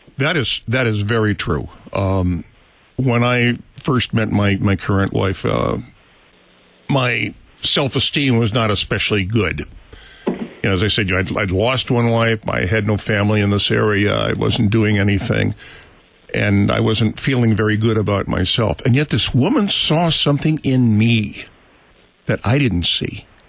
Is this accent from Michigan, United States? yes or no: no; St. Louis, Missouri, United States; I grew up here in St. Louis. It was my hometown